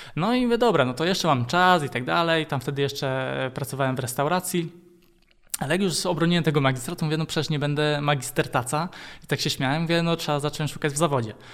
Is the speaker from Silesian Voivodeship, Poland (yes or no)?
no; Lisiec Wielki, Greater Poland, Poland; pochodzę z Konina, E, tam się urodziłem, a dokładnie pochodzę z Lisa Wielkiego. To jest taka mała miejscowość pod Koninem